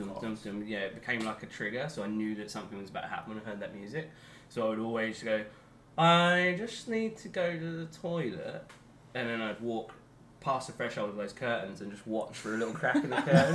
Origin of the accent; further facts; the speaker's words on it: Waterlooville, South East England, United Kingdom; moved away; also born or lived in Portsmouth; I was born in Portsmouth, but I was raised in a town called Waterlooville, which is about 9 miles away